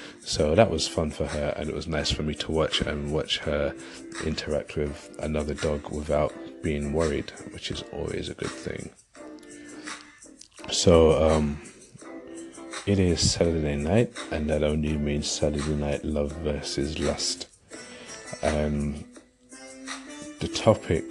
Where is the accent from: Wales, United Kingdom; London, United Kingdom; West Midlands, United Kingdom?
London, United Kingdom; moved away; I'm originally from London